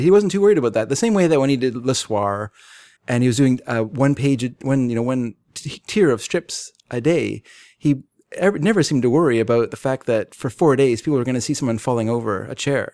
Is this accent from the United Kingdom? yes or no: yes; England, United Kingdom; I'm English